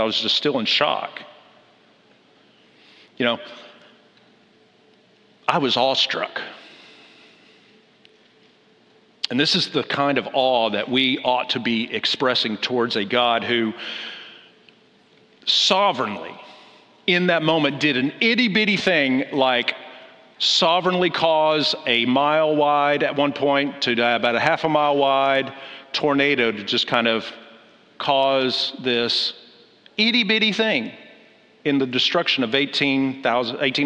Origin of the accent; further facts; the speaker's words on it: Del City, Oklahoma, United States; moved away as an adult; also born or lived in Kansas City, Missouri; I'm from Oklahoma, specifically from Del City, Oklahoma. If you Air Force people know Tinker. I used to sit in my front yard and watch the B-52